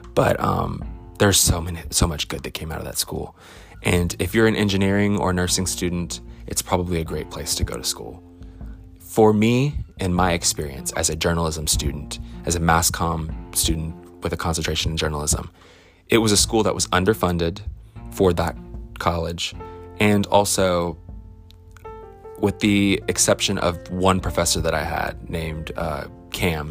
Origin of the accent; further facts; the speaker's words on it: Alexandria, Louisiana, United States; I grew up in Alexandria, which is 45 minutes from Northwestern